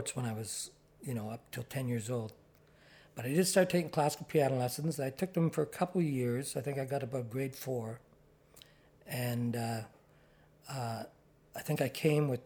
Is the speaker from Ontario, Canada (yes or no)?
yes; Ottawa, Ontario, Canada; moved away as an adult; also born or lived in Toronto; I'm from Ottawa and born and raised